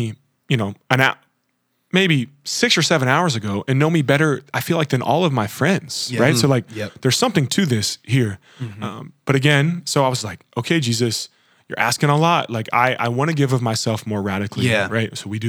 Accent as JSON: {"language": "English", "region": "Kentucky", "country": "United States", "tie": "born or raised there", "also_born_or_lived": "Boston", "moved": "as an adult", "said": "I grew up in Kentucky my whole life, and just needed something new."}